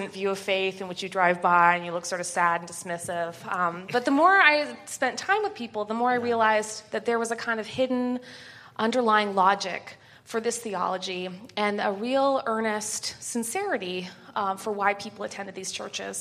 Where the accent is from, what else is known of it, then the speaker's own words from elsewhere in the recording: Winnipeg, Manitoba, Canada; moved away as an adult; also born or lived in Connecticut; I'm Canadian, and I'm from the crappiest city in Canada. It's called Winnipeg